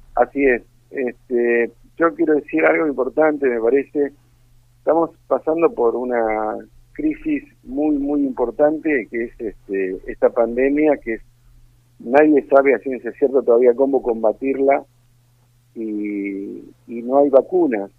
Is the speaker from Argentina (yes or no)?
yes; Argentina